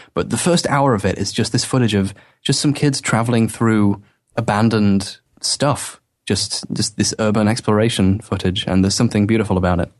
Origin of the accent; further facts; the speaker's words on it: England, United Kingdom; moved away as an adult; now in Wales, United Kingdom; I'm from Britain, well, England, but, uh, I'm at university right now in Wales